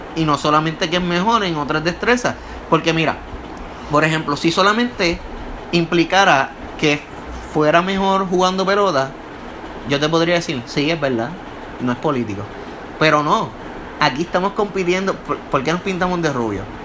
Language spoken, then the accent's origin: Spanish; Puerto Rico